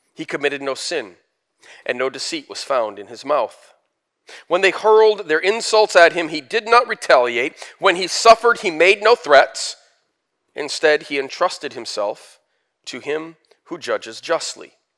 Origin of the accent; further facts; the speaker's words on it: United States; forty-eight years of growing up in America